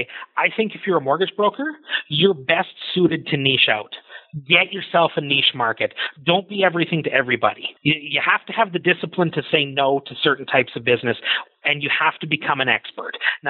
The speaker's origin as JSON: {"language": "English", "country": "Canada", "said": "we all kind of feel like we're this Canadian kind"}